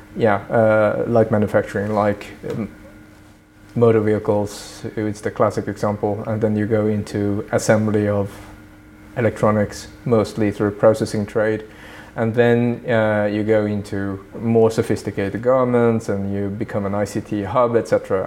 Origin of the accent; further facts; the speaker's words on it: Sweden; also born or lived in Tokyo, Japan; now in Brussels, Belgium; I did grow up mostly in Sweden